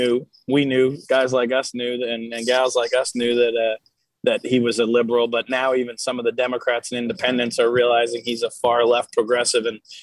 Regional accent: Hazleton, Pennsylvania, United States; my hometown of Hazelin, Pennsylvania

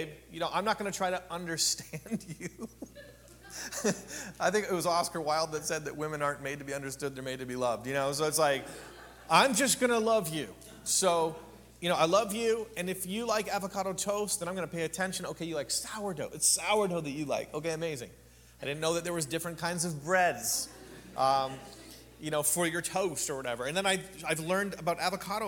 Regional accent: Canada; now in Palm Springs, United States; I'm from a small town of 1,800 people in Canada. Agricultural community

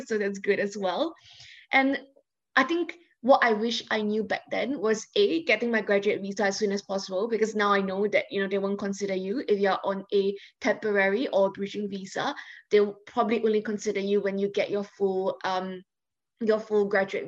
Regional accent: Singapore; moved away as an adult; I came from Singapore. It's a Chinese majority country. I've never dealt with any kind of prejudice against me or against my status because I was always Singaporean.

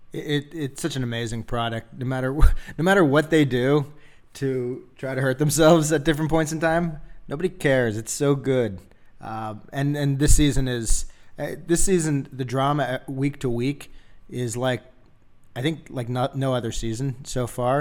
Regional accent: Philadelphia, Pennsylvania, United States; moved away; I grew up in Philadelphia

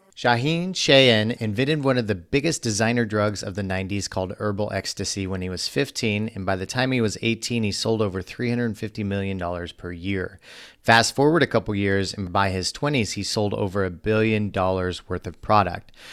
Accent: Missouri, United States; I grew up in Missouri, so much different environment

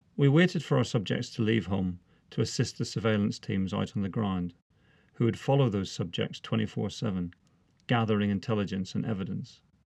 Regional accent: Northern Ireland, United Kingdom; moved away as an adult; now in England, United Kingdom; I was born and brought up in Northern Ireland

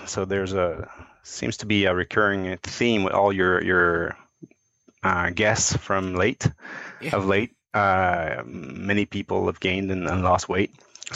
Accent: Quebec, Canada; also born or lived in Cincinnati, United States / Montreal; I moved back from Cincinnati to Quebec to work again

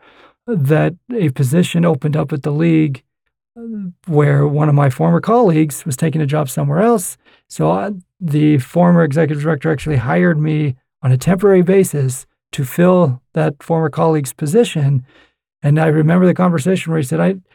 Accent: Murray, Utah, United States; I had actually just finished working on a campaign in my hometown of Murray

